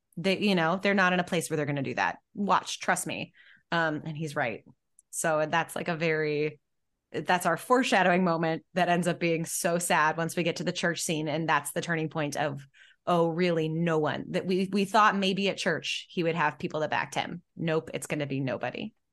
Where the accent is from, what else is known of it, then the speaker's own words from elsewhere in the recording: Midwest, United States; I'm from the Midwest